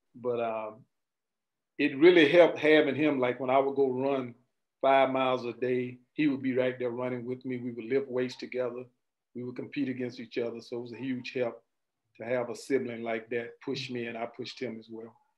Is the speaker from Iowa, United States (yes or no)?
no; Winter Haven, Florida, United States; growing up in Winter Haven